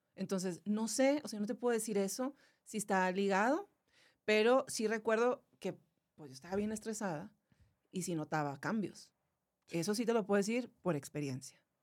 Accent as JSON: {"language": "Spanish", "town": "Monterrey", "region": "Nuevo León", "country": "Mexico", "said": "yo soy de Monterrey"}